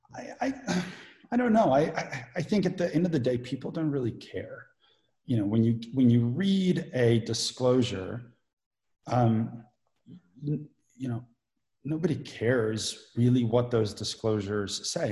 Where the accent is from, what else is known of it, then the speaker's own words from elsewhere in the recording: South Africa; moved away; I grew up in South Africa